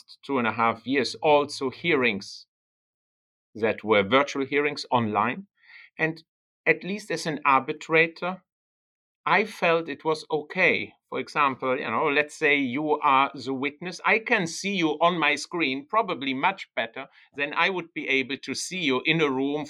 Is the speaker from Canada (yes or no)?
no; Germany; accent: German; first language German; English is a second language; moved away as an adult; also born or lived in Bologna, Italy / Netherlands; My native language is German. So I was born in Germany, even though I'm an Italian citizen. I was born in Germany and grew up in Germany for the first 19 years of my life.